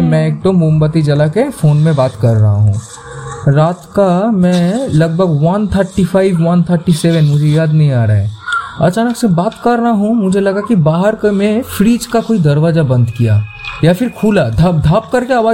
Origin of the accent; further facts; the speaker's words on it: Kharagpur, West Bengal, India; also born or lived in Kolkata; देखो को मैं खुद पला बड़ा हूँ खड़गपुर से